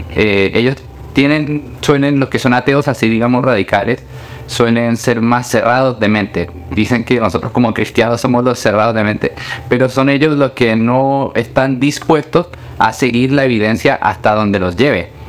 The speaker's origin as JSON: {"language": "Spanish", "country": "Colombia", "tie": "born or raised there", "also_born_or_lived": "Chile", "moved": "yes", "said": "Yo nací en Colombia, yo soy colombiano, y allá en Colombia íbamos a una iglesia"}